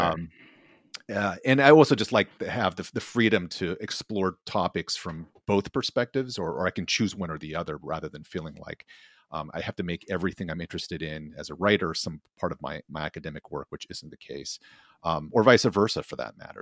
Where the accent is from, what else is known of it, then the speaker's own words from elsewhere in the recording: outside of Boston, Massachusetts, United States; I grew up outside of Mass, outside of Boston as a kid.